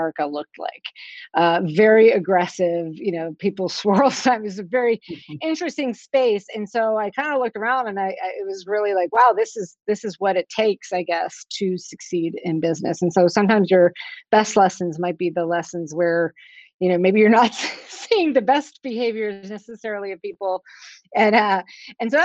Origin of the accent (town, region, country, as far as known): Pittsburgh, Pennsylvania, United States; born or raised there